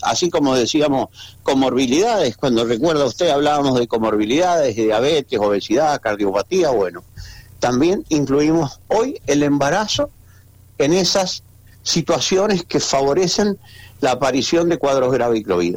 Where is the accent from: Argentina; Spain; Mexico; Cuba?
Argentina